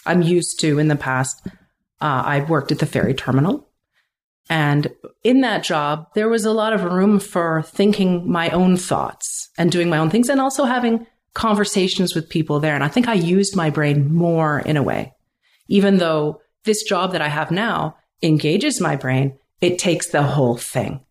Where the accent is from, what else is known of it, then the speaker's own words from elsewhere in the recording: Vancouver, British Columbia, Canada; now in Pender Island, Canada; When I was growing up in Vancouver